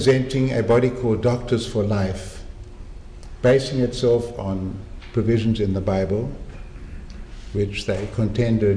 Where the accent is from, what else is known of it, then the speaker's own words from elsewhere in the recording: Cape Town, Western Cape, South Africa; moved away as an adult; it's Cape Town, my hometown.